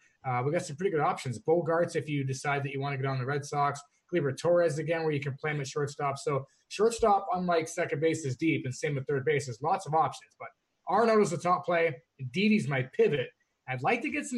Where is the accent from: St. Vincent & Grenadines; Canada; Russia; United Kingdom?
Canada; I'm Canadian